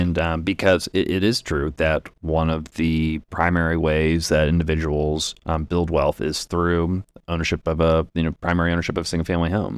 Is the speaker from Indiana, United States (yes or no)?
yes; Indianapolis, Indiana, United States; we're from Indianapolis